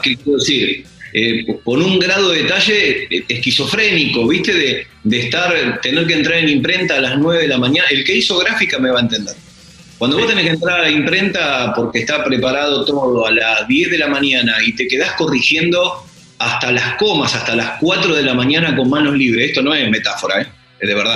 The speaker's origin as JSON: {"language": "Spanish", "town": "Lomas de Zamora", "region": "Buenos Aires Province", "country": "Argentina", "said": "Soy argentino, yo no soy de Yorkshire, soy de Loma de Zamora, Temperley."}